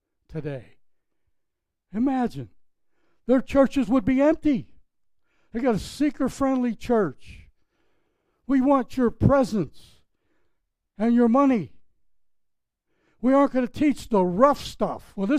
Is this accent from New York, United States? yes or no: no; Pittsburgh, Pennsylvania, United States; now in Palm Beach, United States; My hometown, Pittsburgh, Pennsylvania, if you picked up on my accent